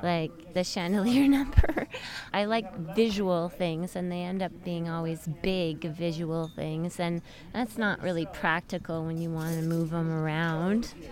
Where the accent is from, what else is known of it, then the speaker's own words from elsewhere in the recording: Montreal, Quebec, Canada; moved away as an adult; I'm Canadian